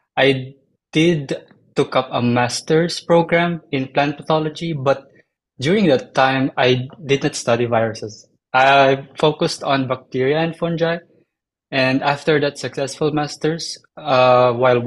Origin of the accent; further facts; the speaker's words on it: Philippines; moved away as an adult; also born or lived in Slovenia; now in North Carolina, United States; So I was born in the Philippines, and the Philippines is largely agricultural. So I'm surrounded by all forms of plants, animals, and so on.